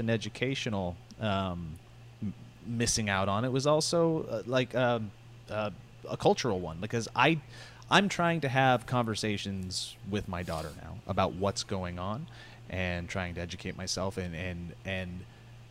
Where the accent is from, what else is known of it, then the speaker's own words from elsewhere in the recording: Montana, United States; growing up in Montana